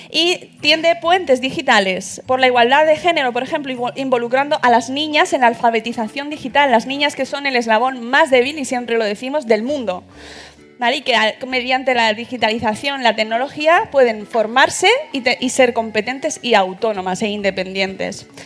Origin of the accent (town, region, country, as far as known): Málaga, Andalusia, Spain